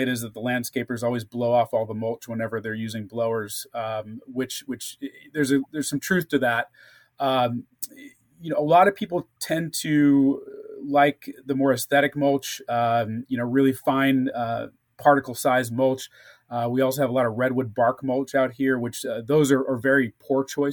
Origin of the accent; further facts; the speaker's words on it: St. Louis, Missouri, United States; now in California, United States; I grew up in St. Louis area